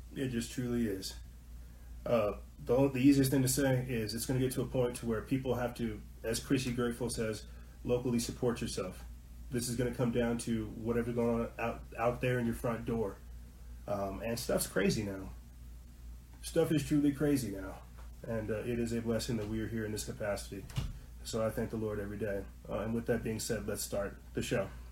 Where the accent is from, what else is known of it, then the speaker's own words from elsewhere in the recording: New Mexico, United States; I'm not from Colorado. I'm from New Mexico.